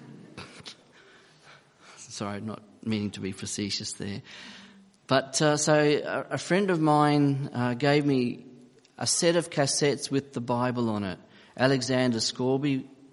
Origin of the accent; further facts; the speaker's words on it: Papua New Guinea; moved away; also born or lived in Australia / Gold Coast, Queensland; I was born in Papua New Guinea, and I'd been flown to Australia to undergo surgery on my feet